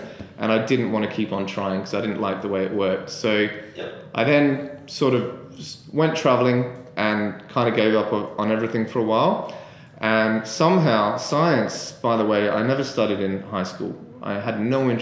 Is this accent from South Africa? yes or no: no; Adelaide, South Australia, Australia; moved away as an adult; also born or lived in Sydney; I'm from Adelaide originally